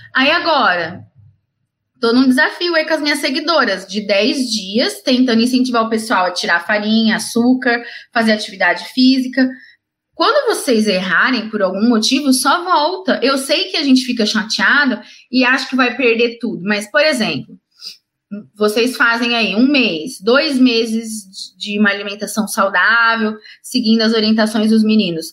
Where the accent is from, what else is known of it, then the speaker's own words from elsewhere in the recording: Ribeirão Preto, São Paulo, Brazil; eu sou de Ribeirão Preto, interior de São Paulo